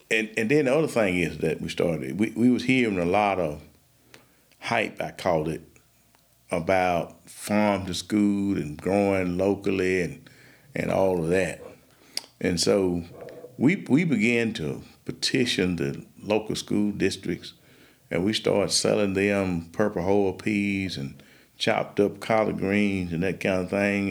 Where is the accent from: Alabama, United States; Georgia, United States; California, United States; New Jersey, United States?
Alabama, United States; Marengo County; I'm from Marengo County, Alabama, and that's in the midst of the western part of the Alabama Black Belt. Uh, I was born uh, in the Black Belt. Was, matter of fact, I was born across the road from where I live now.